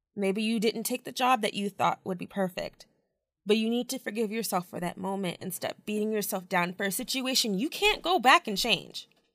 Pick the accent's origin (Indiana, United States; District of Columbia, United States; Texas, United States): Texas, United States; Midlothian; Midlothian, Texas, which is just outside of Dallas